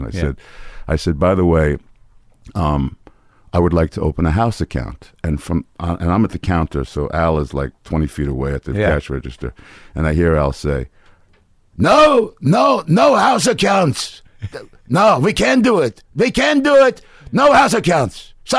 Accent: New York City, New York, United States; Washington Heights.

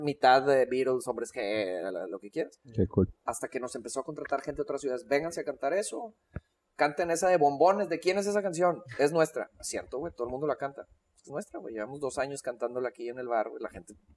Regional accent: Monterrey, Nuevo León, Mexico; born or raised there; also born or lived in Mexico City

